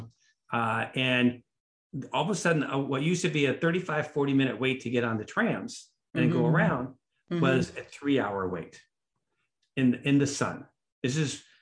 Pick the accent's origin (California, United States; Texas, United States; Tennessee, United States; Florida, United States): California, United States; Los Angeles; I grew up in Hollywood